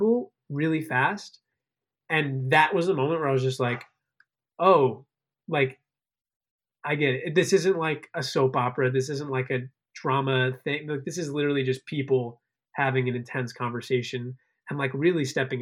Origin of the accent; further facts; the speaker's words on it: Connecticut, United States; moved away as an adult; also born or lived in Chicago, Illinois / Maryland; now in New York, United States; spent most of my upbringing out in Connecticut, on the shoreline of Connecticut